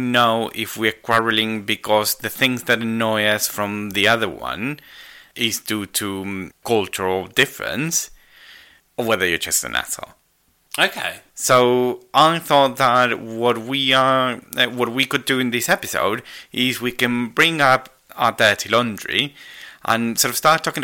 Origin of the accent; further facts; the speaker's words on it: United Kingdom; And I'm British.